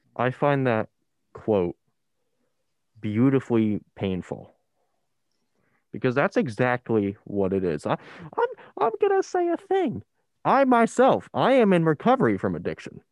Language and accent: English; Ocean County, New Jersey, United States; I come from Ocean County where it's one of the worst in the state